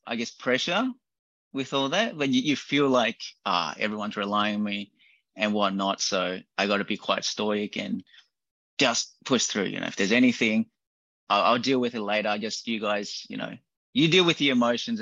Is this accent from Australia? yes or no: yes; Australia; growing up in Australia